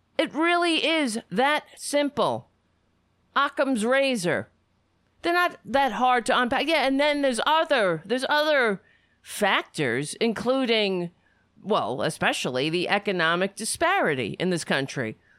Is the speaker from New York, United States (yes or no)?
yes; New York City, New York, United States; I grew up on Staten Island